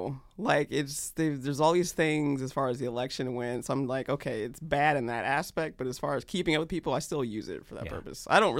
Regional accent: North Carolina, United States; also born or lived in Georgia / Germany / Kentucky; I did not. I actually was a military brat. So I was born in Georgia and then finished high school in North Carolina. But in between, lived in Germany, Fort Knox, Kentucky, North Carolina again.

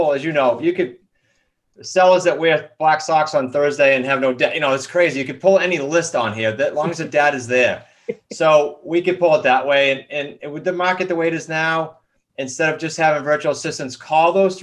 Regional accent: New England, United States; We're very blunt from New England.

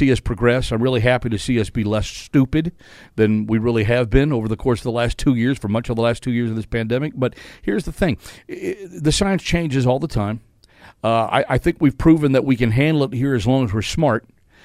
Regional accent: Fort Worth, Texas, United States; moved away; regionals is in my hometown in Fort Worth

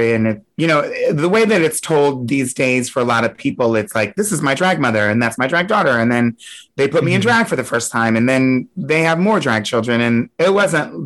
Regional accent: Delaware, United States; also born or lived in Hershey, Pennsylvania; now in New York, United States; I grew up in Delaware, but I was born in Pennsylvania, in Hershey, Pennsylvania

